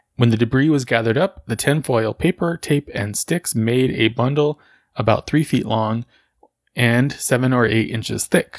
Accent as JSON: {"language": "English", "town": "Socorro", "region": "New Mexico", "country": "United States", "tie": "born or raised there", "said": "where I grew up in Socorro"}